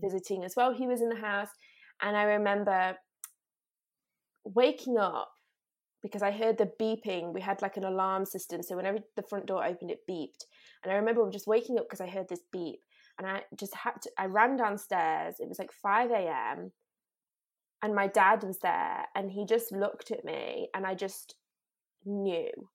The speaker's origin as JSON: {"language": "English", "town": "Derby", "region": "East Midlands", "country": "United Kingdom", "tie": "born or raised there", "moved": "as an adult", "said": "I grew up in England, so I've always lived in England until, until two years ago, um, and I lived right in the centre of England in a place called Derby"}